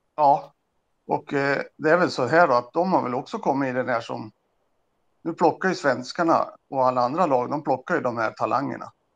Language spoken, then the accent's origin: Swedish; Örebro, Örebro County, Sweden; moved away as an adult; also born or lived in Lindesberg / Leksand / Södertälje / Norway; vi kommer ju från Lindesberg och hade väl uppväxten i Örebro